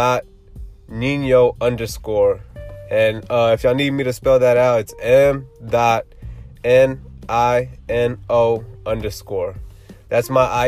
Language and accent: English; Houston, Texas, United States; I'm from Houston, Texas